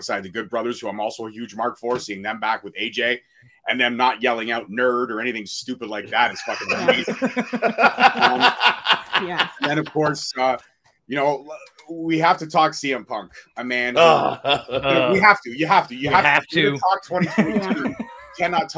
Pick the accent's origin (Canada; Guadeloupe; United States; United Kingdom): Canada; as a Canadian